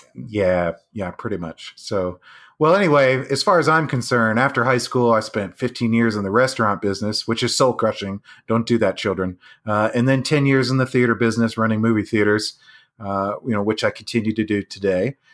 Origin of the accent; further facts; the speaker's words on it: Jupiter, Florida, United States; We grew up in Jupiter, Florida.